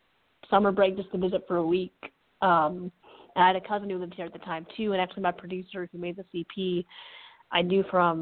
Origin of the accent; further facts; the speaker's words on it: Connecticut, United States; moved away; also born or lived in Western Massachusetts; I'm from Connecticut originally, but I went to school in Western Massachusetts